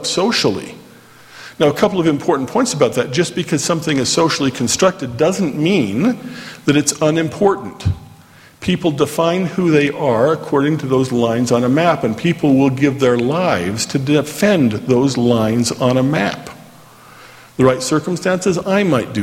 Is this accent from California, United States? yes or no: no; Orem, Utah, United States; I grew up here in Orem